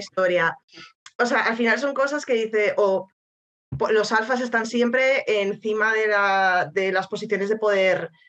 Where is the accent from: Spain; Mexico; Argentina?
Spain; siendo española